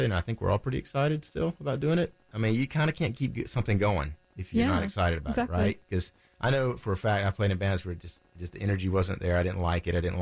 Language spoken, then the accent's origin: English; Laurinburg, North Carolina, United States; now in Raleigh, United States; I was born in Laurinburg